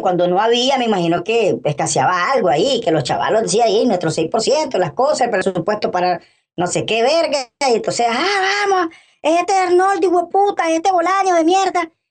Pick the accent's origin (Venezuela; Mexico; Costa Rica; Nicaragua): Nicaragua; como nicaragüenses